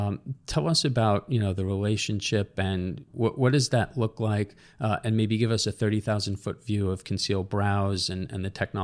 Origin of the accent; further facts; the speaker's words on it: Long Island, New York, United States; We're both from Long Island. We're both headquartered here.